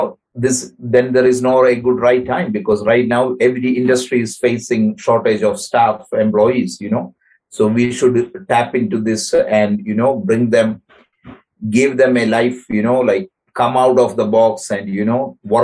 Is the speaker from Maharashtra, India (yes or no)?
no; Kerala, India; moved away as an adult; now in Ottawa, Canada; I come from Kerala, where is the neighboring state of Tamil Nadu